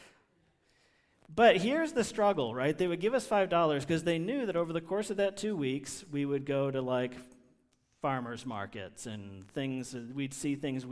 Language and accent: English; Washington, District of Columbia, United States; I grew up in Washington, D.C.